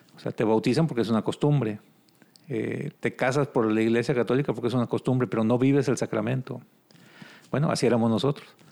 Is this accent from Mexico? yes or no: yes; Cadereyta Jiménez, Nuevo León, Mexico; also born or lived in Monterrey / Ciudad Juárez, Chihuahua; Nosotros somos de Cadreita, Nuevo León. Está aquí una hora de aquí en Monterrey.